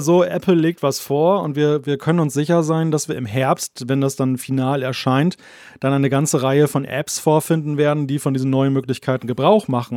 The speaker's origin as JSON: {"language": "German", "country": "Germany", "said": "als Deutscher"}